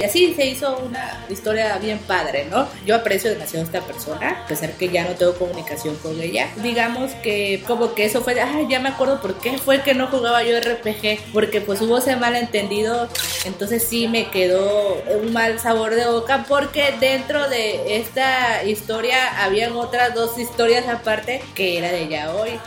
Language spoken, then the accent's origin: Spanish; southeast Mexico, Mexico; Pues yo no soy del centro de la República, yo soy de, acá del sureste.